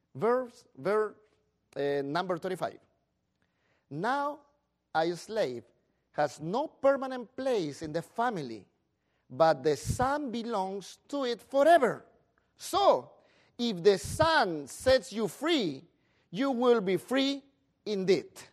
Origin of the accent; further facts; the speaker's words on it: Peru; moved away